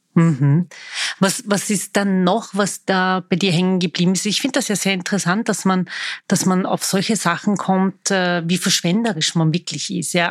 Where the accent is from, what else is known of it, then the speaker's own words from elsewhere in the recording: Vienna, Austria; Ich bin waschechte Wienerin, das behaupte ich zumindest. Viele sehen das nicht so. Ich bin hier geboren, lebe mitten im Dritten